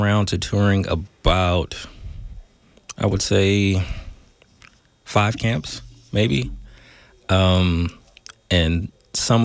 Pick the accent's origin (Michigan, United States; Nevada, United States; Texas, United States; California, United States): California, United States; Oakland; Born and raised in the Deep myself.